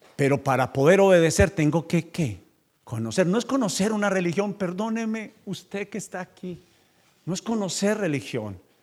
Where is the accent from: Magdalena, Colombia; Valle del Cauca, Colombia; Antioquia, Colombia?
Antioquia, Colombia; Paisa; moved away as an adult; now in United States; yo soy paisa, pastor y vendedor